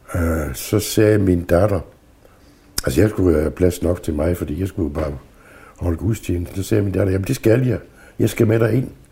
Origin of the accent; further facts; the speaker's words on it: Southern Jutland, Southern Denmark, Denmark; moved away; jeg er vokset op i Sønderjylland med det sønderjyske